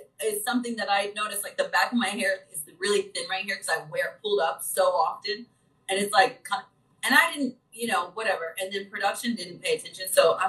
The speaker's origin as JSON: {"language": "English", "region": "Midwest", "country": "United States", "tie": "born or raised there", "said": "growing up in the Midwest and just being like that nurturing child and caring for little ones from a very young age"}